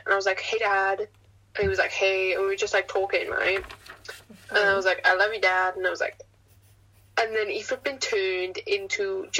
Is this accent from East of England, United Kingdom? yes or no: no; Wales, United Kingdom; it's because I'm Welsh.